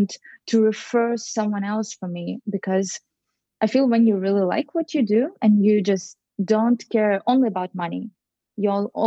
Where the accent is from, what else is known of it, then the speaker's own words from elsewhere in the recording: Russia; moved away as an adult; now in New York, United States; So in my apartment in Russia